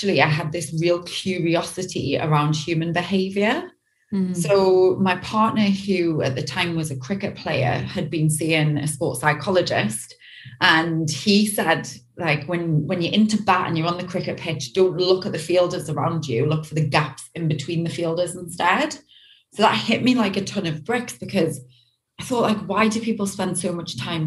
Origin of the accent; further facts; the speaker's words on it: Newcastle upon Tyne, North East England, United Kingdom; now in Los Angeles, United States; I'm originally from the UK, from a place called Newcastle. And I grew up just having a pretty standard, pretty normal childhood